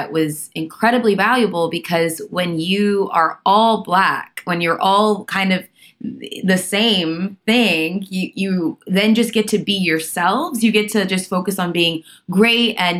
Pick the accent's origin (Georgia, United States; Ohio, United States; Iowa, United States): Georgia, United States; Atlanta; I grew up in Atlanta